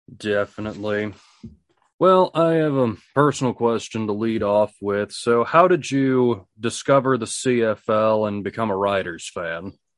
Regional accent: United States; If you have not realized this by how I talk, I'm an American

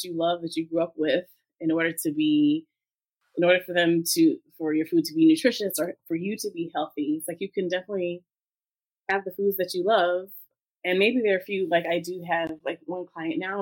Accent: New York City, New York, United States; also born or lived in Brooklyn; I'm African American, but I grew up in Harlem. I lived in Brooklyn.

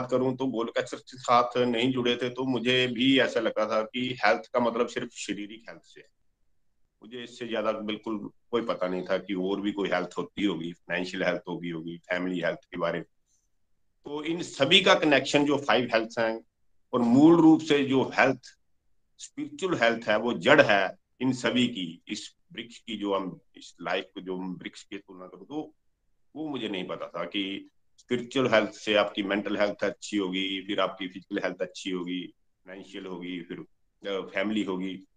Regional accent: Pathankot, Punjab, India; पठानकोट जुग्याल के पास एक गांव खाना है वहां का रहने वाला हूँ

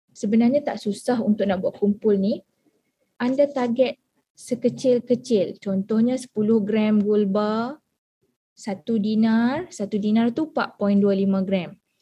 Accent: Alor Setar, Kedah, Malaysia; Saya berasal daripada Alustar Kedah

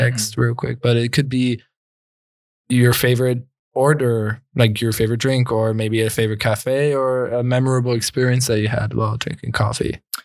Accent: Florida, United States; moved away; I, I lived there, I, I grew up in Florida

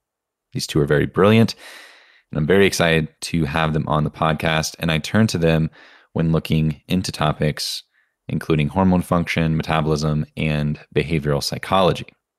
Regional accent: Southern Indiana, United States; I come from Southern Indiana

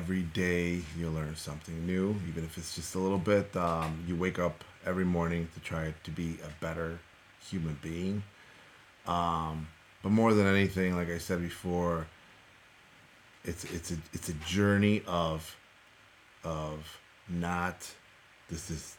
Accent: Chicago, Illinois, United States; first language Spanish; English is a second language; I was raised on the north side of Chicago

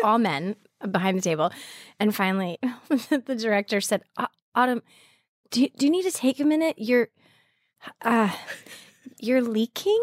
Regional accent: Arizona, United States; moved away as an adult; also born or lived in Montana / Colorado; now in New York, United States; I grew up mostly in Arizona

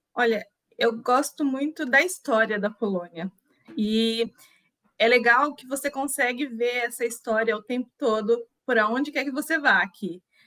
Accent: Itu, São Paulo, Brazil; moved away as an adult; also born or lived in Portugal; now in Poland; sou do interior de São Paulo, uh, da cidade de Itu, precisamente

